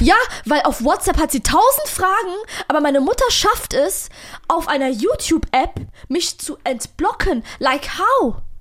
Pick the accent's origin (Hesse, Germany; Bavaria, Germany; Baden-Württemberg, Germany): Hesse, Germany; Frankfurt am Main; accent: Hessian; als Frankfurter, freches, ausländisches Mädchen. Fact Nummer eins, ich bin hier geboren, bin hier aufgewachsen